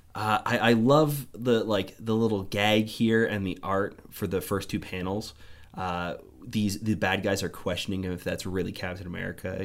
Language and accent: English; Canada